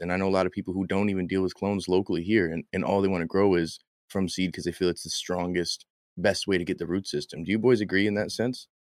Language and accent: English; Michigan, United States; I'm from Michigan, we say things wrong